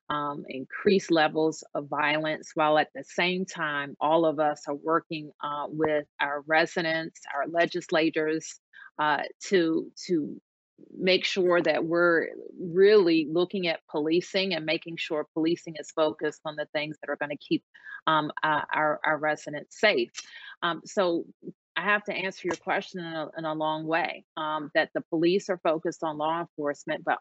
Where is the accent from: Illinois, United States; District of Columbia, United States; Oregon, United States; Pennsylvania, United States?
District of Columbia, United States; Washington; I'm just really proud um, to get to be the mayor of my hometown.